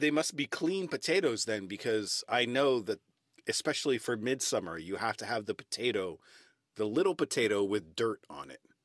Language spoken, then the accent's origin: English; United States; moved away as an adult; also born or lived in London, United Kingdom; now in Stockholm, Sweden; as an American